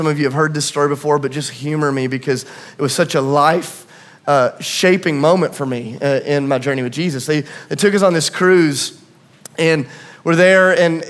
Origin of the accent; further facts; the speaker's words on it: Tennessee, United States; But because I'm from Tennessee and a liar